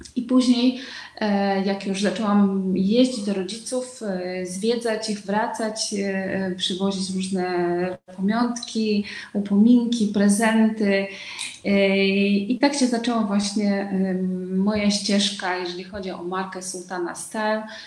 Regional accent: Uzbekistan; Polish is a second language; moved away as an adult; also born or lived in Łódź, Poland; now in Kraków, Poland; pochodzę z Uzbekistanu, choć Uzbeczką nie jestem. E, urodziłam się w Związku Radzieckim

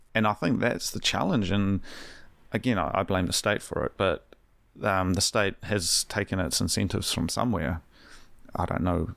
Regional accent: Hawke's Bay, New Zealand; now in Wellington, New Zealand; I'm from, I'm from Hawke's Bay, which is unlivable.

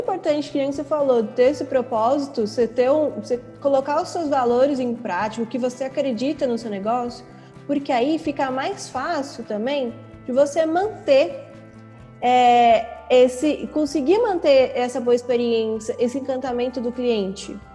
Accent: São Paulo, Brazil; moved away as an adult; now in Belo Horizonte, Brazil; Eu sou de São Paulo, vim pra cá pra trabalhar nele

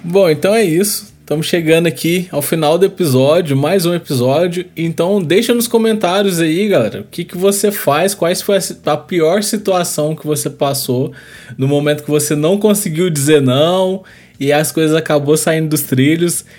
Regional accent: Brazil; a nossa cultura, né, como brasileiro

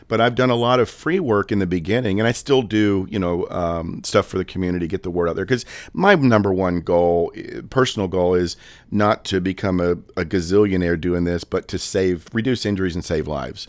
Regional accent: Daytona Beach, Florida, United States; moved away as an adult; now in Lynchburg, United States; I worked in law enforcement in the Daytona Beach area for twenty-two years, born and raised there

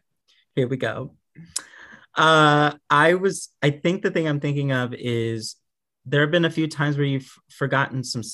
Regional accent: Houston, Texas, United States; moved away as an adult; also born or lived in Florida; now in Arkansas, United States; Originally, I am from Houston, Texas. That's where I was born and raised. I'm a Texas person. And then moved to Florida for a moment, moved back to Texas for a moment, and now I've been here in Arkansas for the last, like, 6 years.

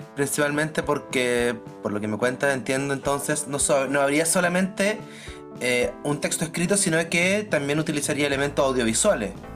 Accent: Chile; soy de Chile y soy sociólogo

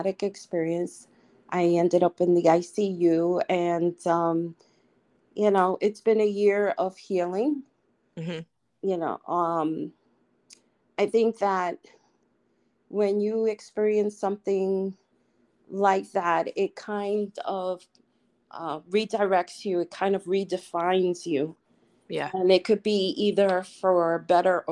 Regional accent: New York City, New York, United States; moved away as an adult; I came from the Lower East Side of Manhattan

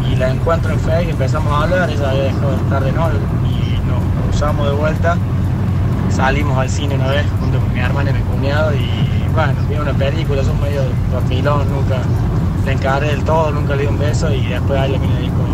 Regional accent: Barrio Las Palmas, near the Arco, Córdoba, Argentina; en tercer grado la escuela nueva, Juan Martín de Corredón ahí en Barrio Palmas, cerca del arco

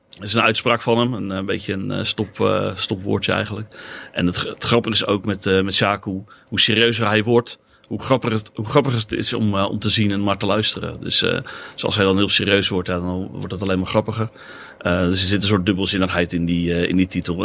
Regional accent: Katwijk, South Holland, Netherlands; Ik kom uit Valkenburg in, in Katwijk.

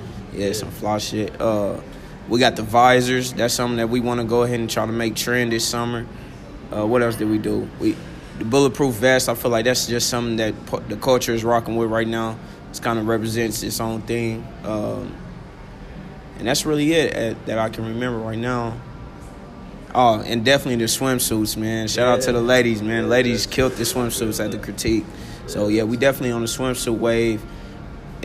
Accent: Kansas City, Missouri, United States; originally I'm from Kansas City, Missouri, you know, South Kansas City

